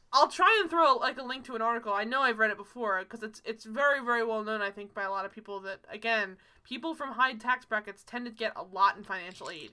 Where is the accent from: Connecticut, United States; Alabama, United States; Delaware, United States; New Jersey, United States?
New Jersey, United States; also born or lived in Maryland; I grew up on Jersey beaches